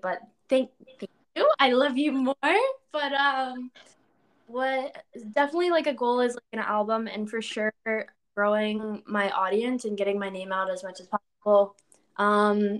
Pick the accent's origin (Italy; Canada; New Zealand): Canada; also born or lived in London, Ontario; I'm a Canadian artist. I live in a little town called London, Ontario